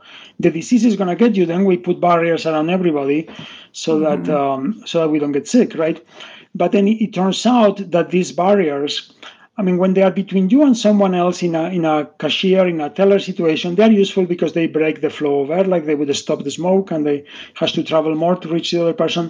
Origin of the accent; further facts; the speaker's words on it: Spain; moved away; I'm originally from Spain.